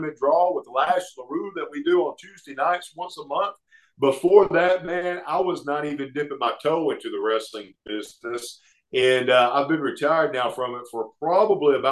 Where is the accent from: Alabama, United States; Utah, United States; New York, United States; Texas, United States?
Alabama, United States; Oxford; Oxford, Alabama, which is my hometown